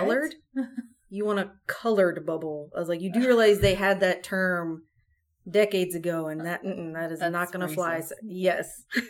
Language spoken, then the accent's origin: English; North Carolina, United States; I grew up in North Carolina